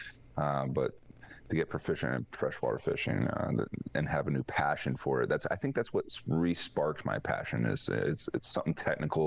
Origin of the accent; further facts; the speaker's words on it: Florida, United States; I grew up in Florida